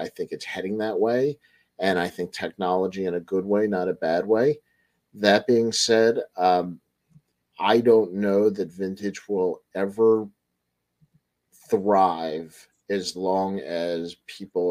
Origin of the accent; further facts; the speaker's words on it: Baltimore, Maryland, United States; I'm from Baltimore